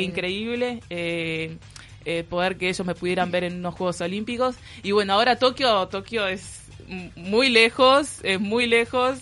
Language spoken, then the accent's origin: Spanish; Uruguay; now in Philadelphia, United States; yo soy uruguaya